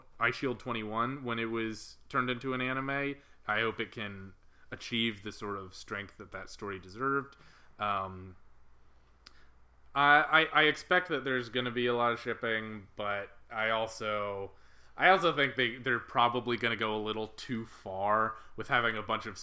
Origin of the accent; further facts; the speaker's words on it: United States; I, as an American